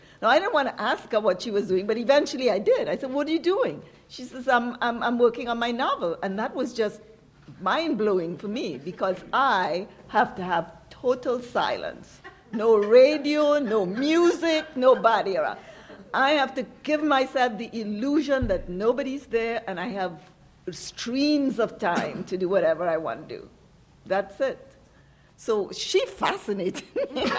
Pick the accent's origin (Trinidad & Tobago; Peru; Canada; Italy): Trinidad & Tobago; because I'm originally from Trinidad, to Chacachacare.